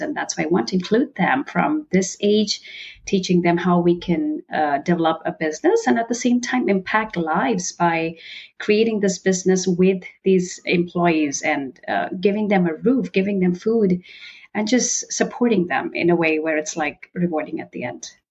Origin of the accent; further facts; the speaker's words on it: northern India, India; I was born and brought up in India. And while growing up in India, I belonged to the very northern part in India